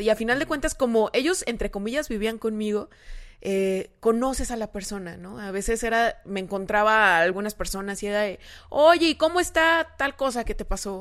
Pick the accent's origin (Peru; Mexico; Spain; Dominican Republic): Mexico; San Luis Potosí; moved away as an adult; now in Monterrey, Mexico; soy originaria de San Luis